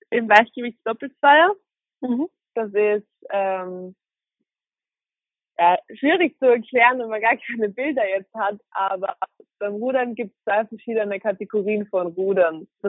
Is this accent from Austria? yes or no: yes; Vienna, Austria; ich wohne in Wien, komme auch aus Wien, also ich bin in Wien geboren, meine Familie wohnt in Wien.